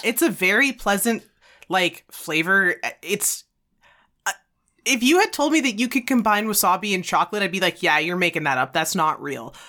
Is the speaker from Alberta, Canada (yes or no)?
yes; Alberta, Canada; we're from Alberta